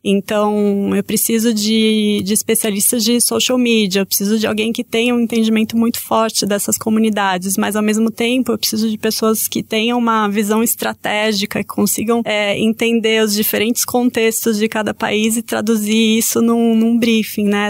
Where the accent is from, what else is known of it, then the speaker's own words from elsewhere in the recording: Brazil; Eu sou brasileira